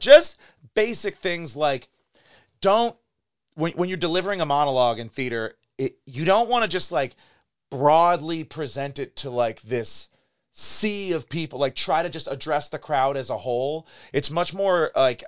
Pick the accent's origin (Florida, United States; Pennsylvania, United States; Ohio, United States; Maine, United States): Ohio, United States; Chagrin Falls; also born or lived in Cleveland, Ohio; I grew up in Chagrin Falls, a Catholic school all my life, and then went to Cleveland State for college.